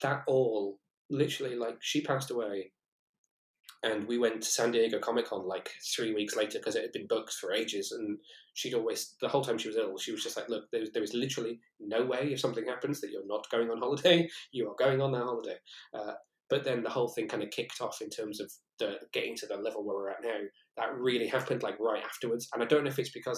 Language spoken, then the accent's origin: English; Shrewsbury, West Midlands, United Kingdom; moved away as an adult; also born or lived in Newport, Wales / Cardiff, Wales; I come from Shrewsbury originally, which is quite a small town. Where my mum and dad lived